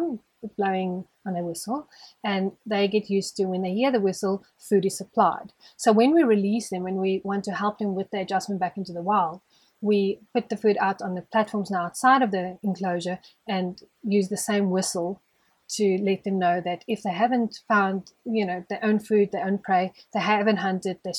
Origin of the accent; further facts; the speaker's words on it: Johannesburg, Gauteng, South Africa; now in Hartbeespoort, South Africa; In Joburg, but not like city Joburg. I grew up on a plot, which is the suburb's called Poortview